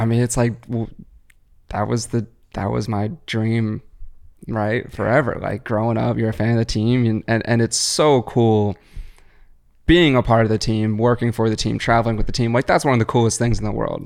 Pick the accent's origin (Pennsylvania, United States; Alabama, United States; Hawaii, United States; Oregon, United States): Pennsylvania, United States; Philadelphia; growing up in Philly